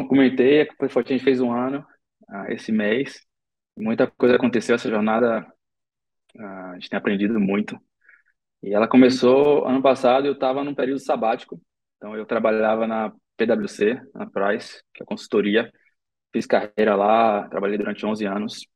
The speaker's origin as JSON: {"language": "Portuguese", "town": "Salvador", "region": "Bahia", "country": "Brazil", "tie": "born or raised there", "said": "nós três crescemos em Salvador"}